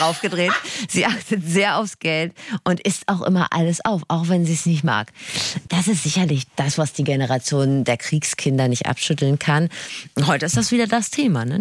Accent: Rhineland, Germany; ich bin ja Rheinländerin

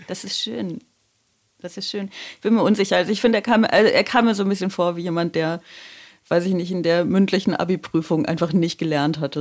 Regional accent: Aachen, North Rhine-Westphalia, Germany; now in Baden-Württemberg, Germany; ich komme aus Aachen

